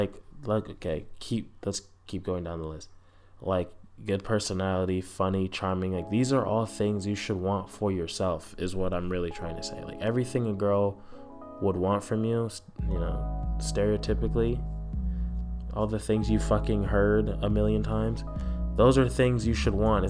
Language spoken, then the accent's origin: English; Southern California, United States; I was born in Southern California